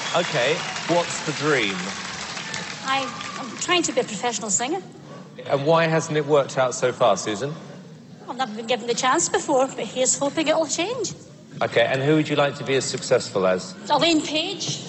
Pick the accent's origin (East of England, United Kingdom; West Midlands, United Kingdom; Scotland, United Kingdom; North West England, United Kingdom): Scotland, United Kingdom; Blackburn; I am from Blackburn near Bathgate, West Lothian